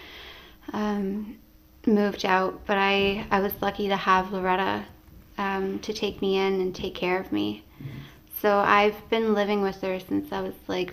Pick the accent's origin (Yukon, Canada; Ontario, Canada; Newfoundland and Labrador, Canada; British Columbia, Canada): Newfoundland and Labrador, Canada; Happy Valley-Goose Bay; We grew up in Happy Valley Goose Bay in Labrador